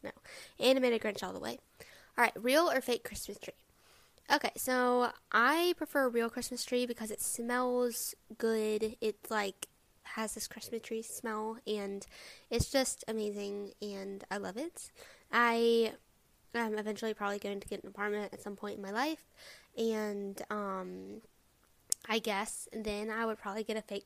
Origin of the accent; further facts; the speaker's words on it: the South, Alabama, United States; I am from the South. I live in Alabama